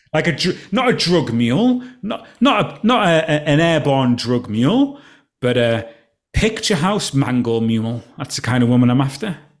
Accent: Alston, North West England, United Kingdom; moved away; my hometown, Alston

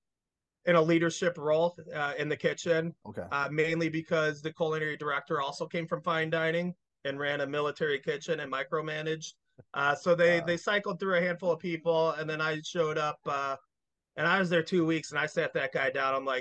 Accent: Plainfield, Illinois, United States; also born or lived in Arizona; Plainfield, I grew up in Plainfield

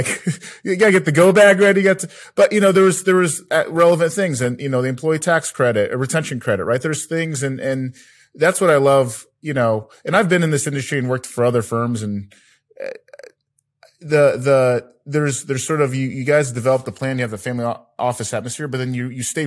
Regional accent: Philippines; I'm Filipino.

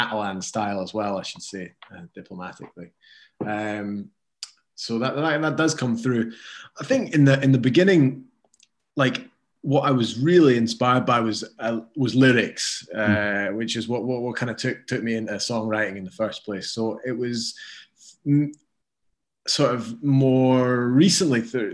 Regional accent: Edinburgh, Scotland, United Kingdom; moved away as an adult; also born or lived in Barcelona / Andalusia / London; now in Glasgow, United Kingdom; I grew up in Edinburgh and have made Glasgow home for the moment

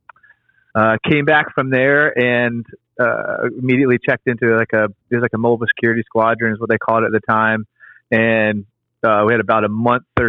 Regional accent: Menifee, California, United States; moved away as an adult; also born or lived in Murrieta, California; now in East Coast, United States; So I grew up in Southern California in Riverside County, small city, Menifee and Marietta. I lived in both of those

